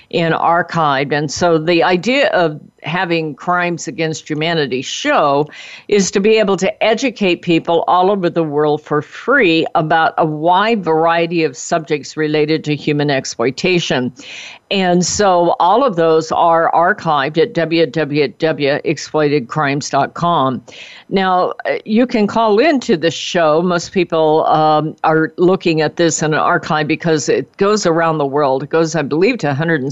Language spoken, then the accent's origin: English; United States; I was born in America. I've had the good life of America.